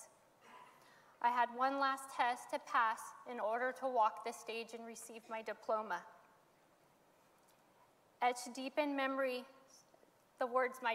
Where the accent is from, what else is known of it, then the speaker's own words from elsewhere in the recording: Modesto, California, United States; I was born in Modesto, and I grew up in a home of dysfunction